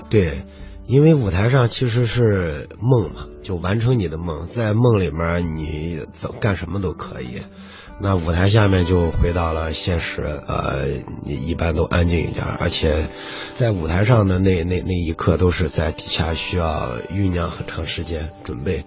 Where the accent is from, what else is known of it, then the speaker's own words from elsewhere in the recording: Ningxia, China; 我们不是来自宁夏的嘛